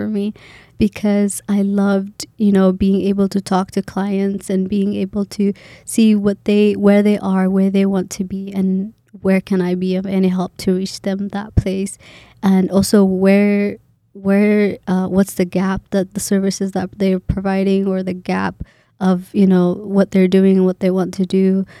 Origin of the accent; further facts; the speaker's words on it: Kenya; when I tell them I'm Kenyan or I'm from Kenya, I was born in Kenya, immediately assume I know Kiswahili.